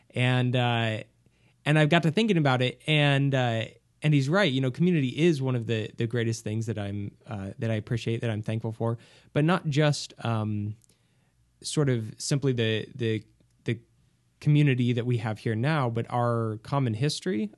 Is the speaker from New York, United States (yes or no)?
no; Home, Kansas, United States; I'm originally from a small, small farming town in, uh, in Kansas called Home